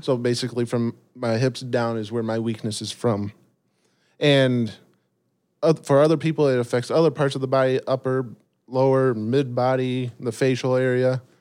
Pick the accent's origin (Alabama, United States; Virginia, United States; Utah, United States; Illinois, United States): Illinois, United States; Rockford; born and raised in Rockford, Illinois